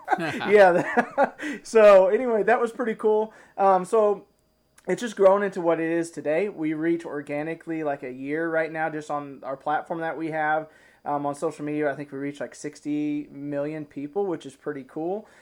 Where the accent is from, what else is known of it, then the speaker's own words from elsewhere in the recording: Arkansas, United States; also born or lived in Ozarks; now in Missouri, United States; I'm from Arkansas originally, and now I live just over the line in Missouri.